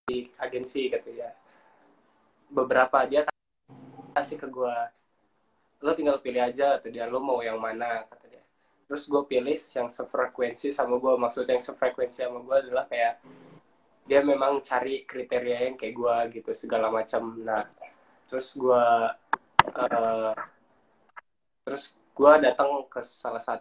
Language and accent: Indonesian; Lampung, Indonesia; terus gue dari Lampung nah di situ kita ngumpul gitu kan jadi satu dari orang mana-mana jadi ya memang orang-orang perantauan